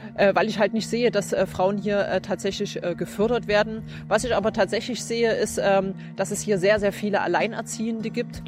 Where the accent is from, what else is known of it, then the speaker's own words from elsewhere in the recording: Zwickau, Saxony, Germany; moved away as an adult; also born or lived in Estonia / Münster; ich bin 1979 in Zwickau geboren